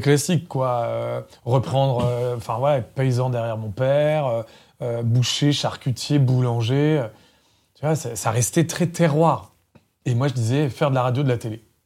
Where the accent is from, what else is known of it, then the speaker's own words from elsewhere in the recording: Centre-Val de Loire, France; moved away; also born or lived in Paris; je suis né dans le Loiret, dans le 45, dans un village de 150 habitants qui s'appelle Dame-Marie en Puisée